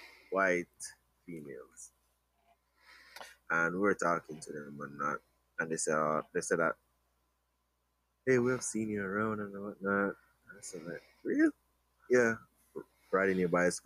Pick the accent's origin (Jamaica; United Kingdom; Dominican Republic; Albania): Jamaica; I'm from Jamaica, so I work and then I come back.